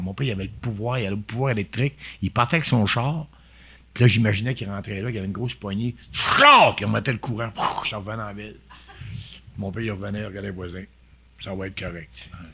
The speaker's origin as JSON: {"language": "French", "region": "Quebec", "country": "Canada", "said": "Il me demande si je suis un Américain. Non, Québécois"}